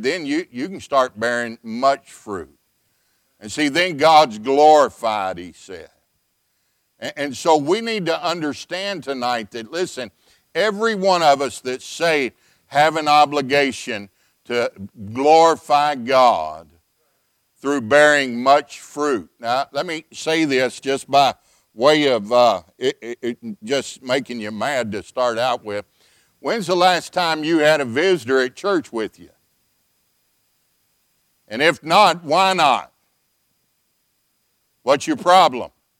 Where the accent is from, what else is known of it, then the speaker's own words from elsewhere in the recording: the South, United States; also born or lived in Texas; now in Illinois, United States; I'm from the South